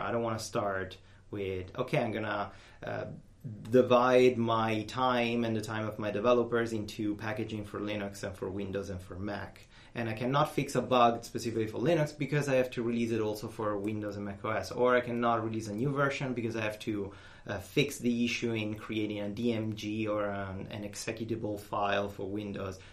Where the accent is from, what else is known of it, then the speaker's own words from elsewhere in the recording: Rome, Lazio, Italy; I'm Italian. I'm from Italy